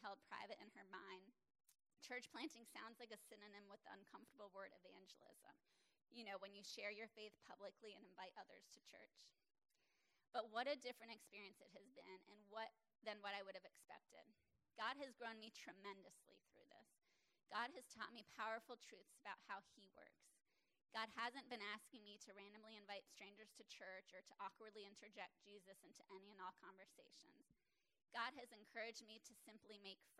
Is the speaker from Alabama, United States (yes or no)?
no; South Florida, United States; Growing up in South Florida